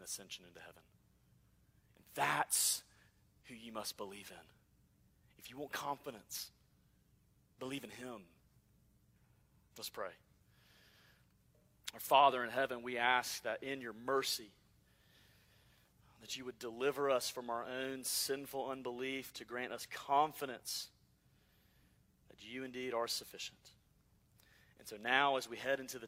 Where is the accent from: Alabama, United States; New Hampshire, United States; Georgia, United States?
Alabama, United States; I'm from Alabama